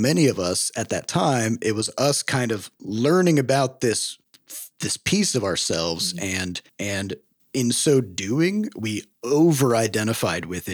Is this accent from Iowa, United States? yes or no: yes; Iowa, United States; we grew up in Iowa